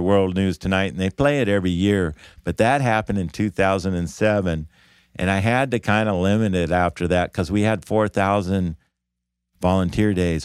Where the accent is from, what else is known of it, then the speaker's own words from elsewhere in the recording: Davis, California, United States; I grew up in Davis